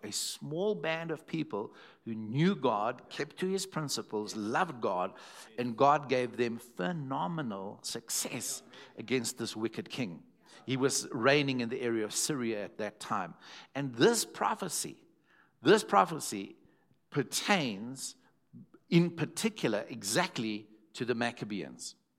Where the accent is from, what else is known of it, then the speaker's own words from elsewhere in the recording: Zimbabwe; first language English; I was from Zimbabwe and not South African